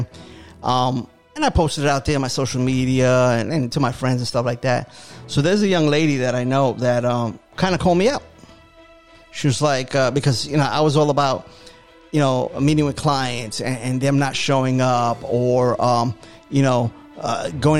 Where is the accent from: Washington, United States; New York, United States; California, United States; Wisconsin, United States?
New York, United States; New York City; moved away as an adult; now in Florida, United States; I'm always a New Yorker. You know, born and raised.